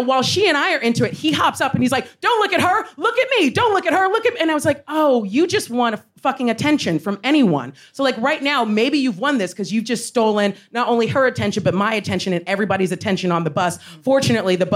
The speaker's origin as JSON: {"language": "English", "country": "United States", "said": "as an American"}